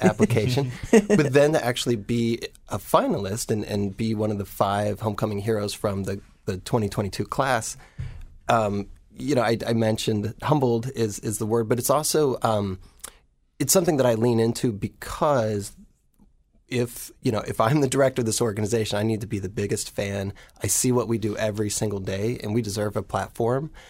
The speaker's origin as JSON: {"language": "English", "town": "Baltimore", "region": "Ohio", "country": "United States", "tie": "born or raised there", "moved": "yes", "lives_now": "Baltimore, United States", "said": "I grew up in Baltimore, Ohio"}